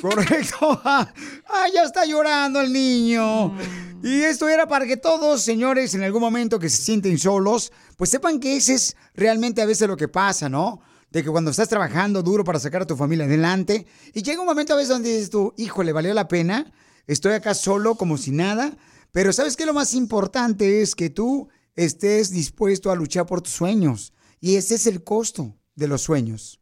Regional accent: Mexico; moved away; yo soy mexicano

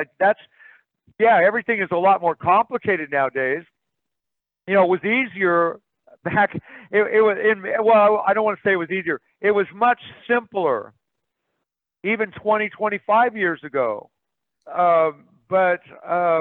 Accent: Kansas, United States; I'm from Kansas

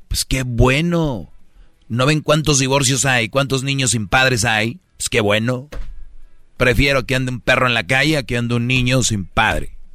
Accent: Monterrey, Nuevo León, Mexico; la gente que somos de Monterrey

